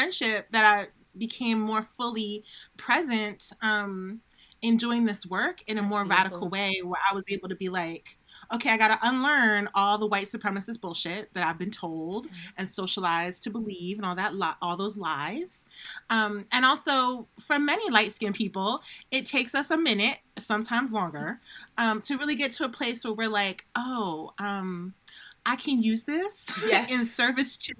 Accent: Silver Spring, Maryland, United States; I grew up in Maryland, and at the time, it was considered Silver Spring.

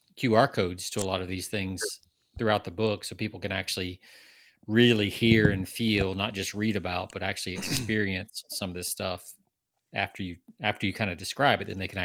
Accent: Georgia, United States; now in Texas, United States; I'm from the South, I live in Texas, I grew up in Georgia, Southeast.

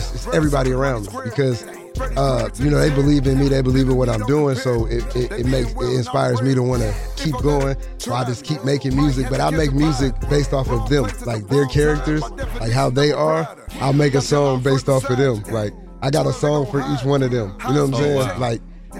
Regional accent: Atlanta, Georgia, United States; I live in the city. I ain't from the city. I'm from Atlanta, but I live in the city. But I mean, I lived here as a kid, as a teenager a little bit too.

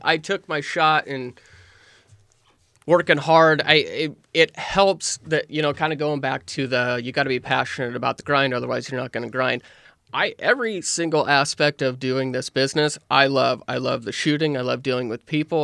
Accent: Nehawka, Nebraska, United States; I grew up in Nahaka, Nebraska, which is about two hundred people.

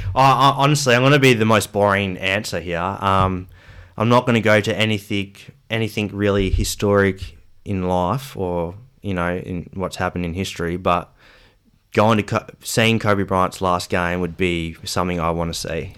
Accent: Perth, Western Australia, Australia; also born or lived in Geraldton; I'm from Perth. So, yeah, grew up in Perth until I was ten years old.

